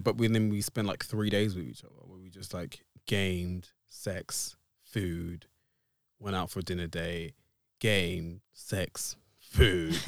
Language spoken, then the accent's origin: English; Essex, East of England, United Kingdom; I am a cis black male from the depths of Essex.